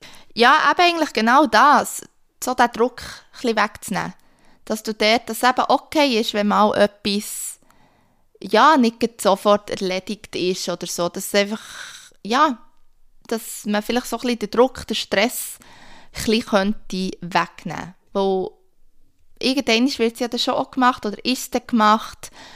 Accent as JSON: {"language": "German", "country": "Switzerland", "moved": "yes", "said": "als Schweizer"}